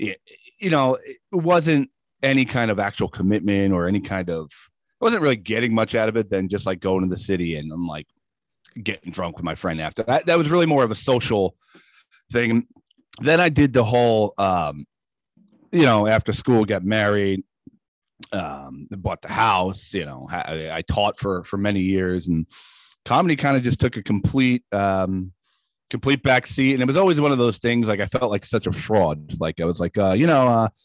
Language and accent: English; Woodbridge, New Jersey, United States; also born or lived in Rockaway, New Jersey; I grew up in Woodbridge